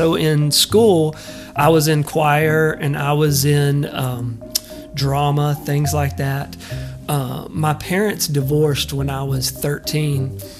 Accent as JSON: {"language": "English", "region": "East Texas", "country": "United States", "tie": "born or raised there", "said": "as a kid growing up in East Texas"}